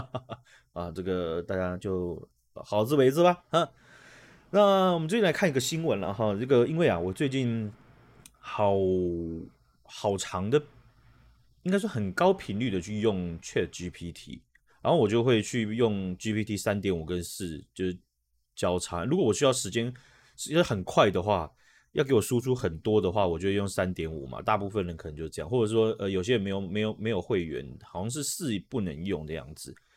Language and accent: Chinese; Taiwan; 这在我们台湾人的经验